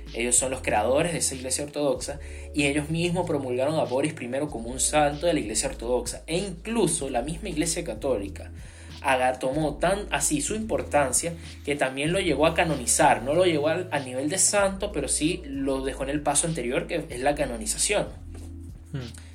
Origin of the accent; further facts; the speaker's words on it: Venezuela; siendo venezolano